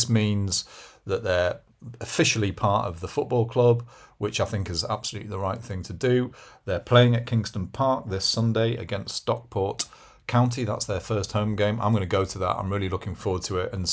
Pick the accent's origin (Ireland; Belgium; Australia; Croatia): Belgium; Brussels; born there; I'm not a Geordie. Accent. I was born in Brussels.